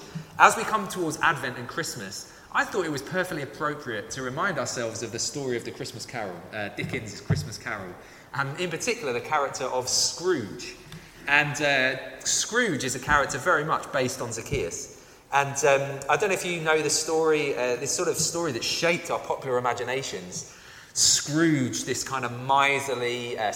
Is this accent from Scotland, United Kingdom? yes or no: no; London, United Kingdom; I grew up in Southeast London